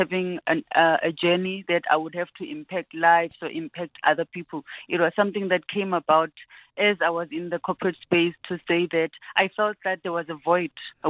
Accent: Venda, Limpopo, South Africa; moved away as an adult; now in Gauteng, South Africa; I'm born and bred in Venda. Came to Gauteng to further my studies

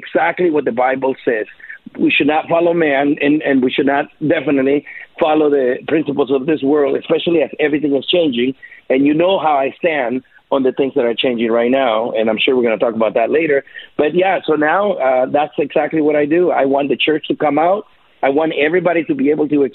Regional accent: El Salvador; now in United States; I'm from El Salvador

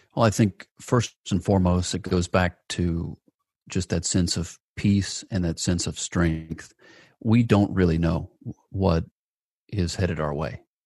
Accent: Atlanta, Georgia, United States; my hometown of, of Atlanta, Georgia

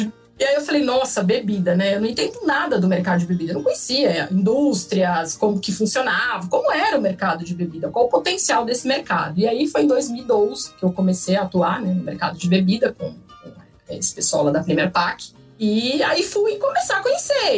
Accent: São Paulo, Brazil; also born or lived in Rio Claro; Eu nasci em São Paulo, a minha família é de São Paulo, do interior de São Paulo.

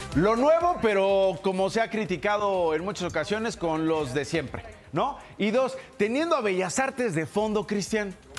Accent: Mexico; como mexicanos en un momento terrible que estamos viviendo en el país

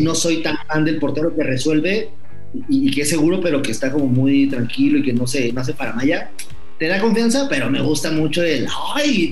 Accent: Mexico; cuando yo estaba muy chiquito, iba a ver a un equipo aquí en México

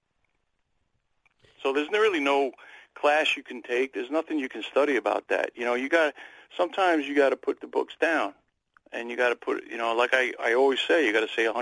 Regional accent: New York City, New York, United States; I'm from Queens, New York

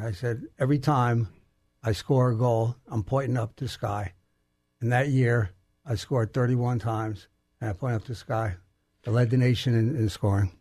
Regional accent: Garden City, New York, United States; now in Texas, United States; New York, Garden City, New York, on Long Island

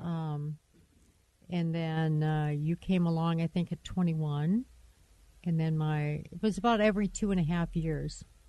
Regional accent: Michigan, United States; moved away as an adult; I was from Michigan so we met in Michigan. We moved out here right like a month after we got married

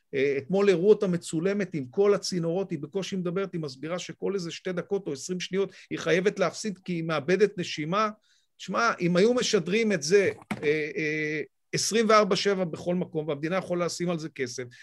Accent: Israel; אני קודם כל ישראלי

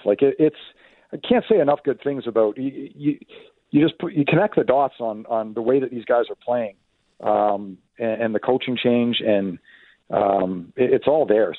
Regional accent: Ottawa, Ontario, Canada; moved away; I grew up in the Ottawa area.

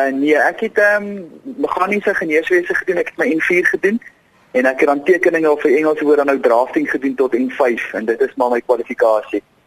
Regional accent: South Africa; ons as Suid-Afrikaners

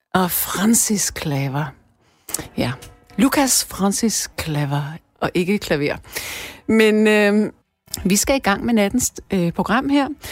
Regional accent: Denmark; vi danskere

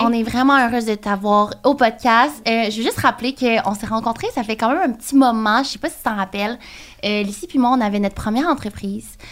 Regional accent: Trois-Rivières, Quebec, Canada; moved away; je viens de Trois-Rivières. Puis toutes mes amies de Trois-Rivières, ils ont des enfants

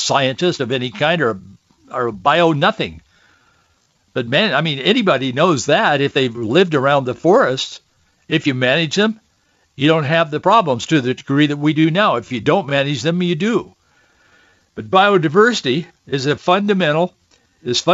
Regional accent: the Northwest, Pacific Northwest, United States; I grew up here in the Northwest

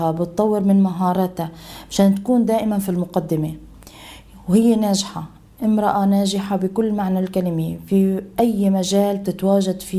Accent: Syria; moved away as an adult; now in Lebanon; طلعت من سوريا في نهاية عام 2013 طبعا بعد ما صار أكثر من تنقل في الداخل السوري بين المناطق السورية

